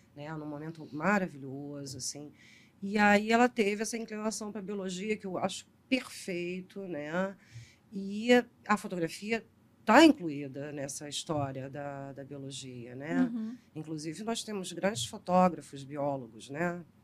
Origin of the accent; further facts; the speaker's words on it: Rio de Janeiro, Brazil; eu sou carioca